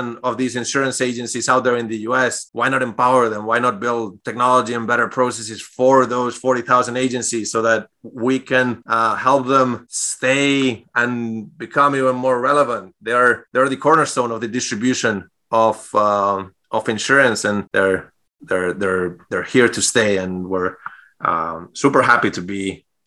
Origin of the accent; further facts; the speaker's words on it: Spain; English is a second language; moved away as an adult; also born or lived in Europe; now in United States; I'm originally from Spain. Grew up there and moved to the U.S. About 6 years ago now.